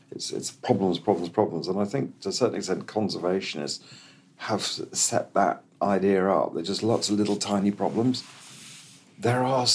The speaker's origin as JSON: {"language": "English", "country": "Kenya", "tie": "born or raised there", "said": "I grew up in Kenya as a kid. And in the 60s in Kenya"}